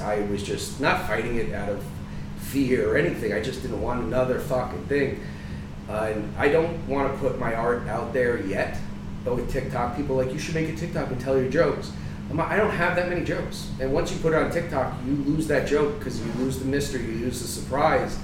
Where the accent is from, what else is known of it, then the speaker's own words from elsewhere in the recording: New Jersey, United States; now in Florida, United States; I'm from Jersey.